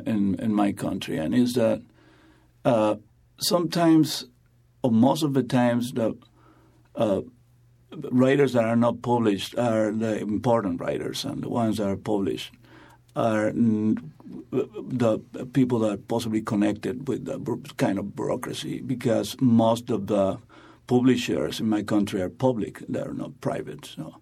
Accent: Venezuela

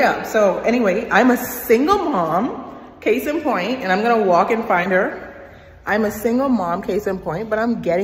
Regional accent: Bahamas; now in United States; I am from the Bahamas and I am in America

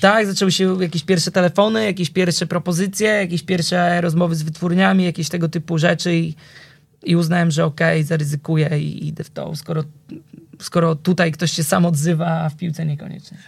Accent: Warsaw, Masovian Voivodeship, Poland; ja pochodzę e, z Warszawy, ale z Wawra

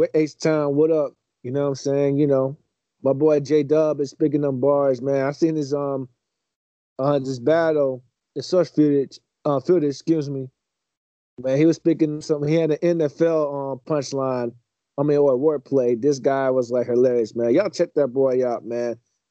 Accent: Hinesville, Georgia, United States; the people in Hinesville that doing their thing, man, in my hometown

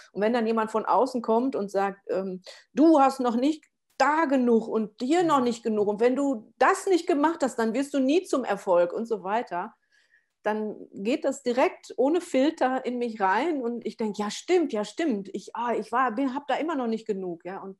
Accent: Essen, North Rhine-Westphalia, Germany; now in Allgäu, Germany; Ich komme aus dem Pott, ja, aus dem Ruhrgebiet. Ich bin aus der Großstadt, aus Essen hier ähm, aufs Land gezogen mit meiner Tochter zusammen und das war ja auch wie ein Kulturschock

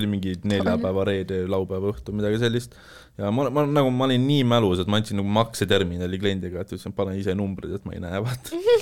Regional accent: Saare County, Estonia; moved away; ma olen originaalis pärit Saaremaalt

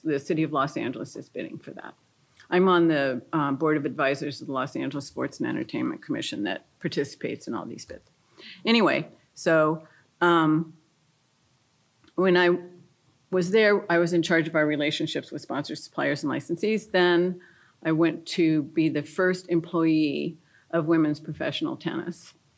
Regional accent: France; moved away; I grew up in France. I speak fluent French. I went to French schools.

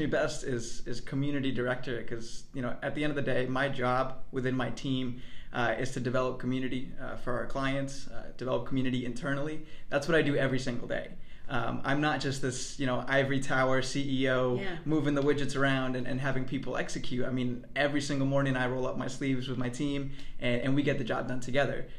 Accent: northwestern New Jersey, United States; also born or lived in Mexico; I'm originally from Mexico. I'm an immigrant. I came to the U.S. When I was 4 years old. And I grew up in northwestern New Jersey

